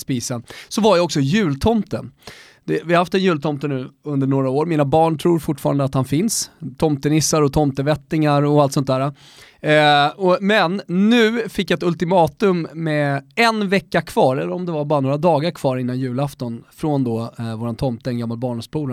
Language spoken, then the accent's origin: Swedish; Rönninge, Stockholm County, Sweden; jag är från Rönninge